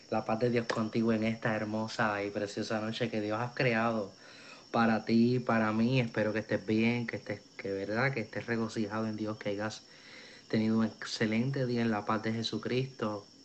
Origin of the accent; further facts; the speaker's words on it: Río Piedras, Puerto Rico; Eh, soy nacido y criado en Puerto Rico. Eh, nací en Río Piedras, tengo la edad de 21 años